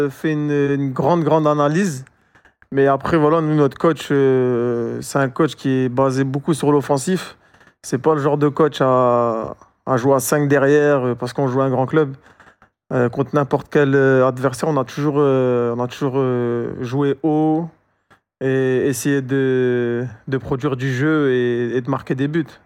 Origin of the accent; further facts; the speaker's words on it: France; moi je suis, je suis français, voilà, j'ai grandi en France